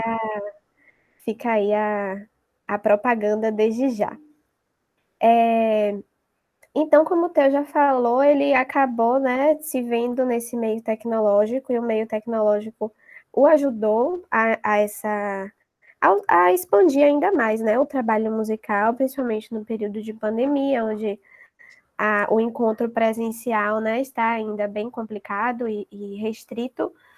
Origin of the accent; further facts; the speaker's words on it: Salvador, Bahia, Brazil; daqui de Salvador, da minha terrinha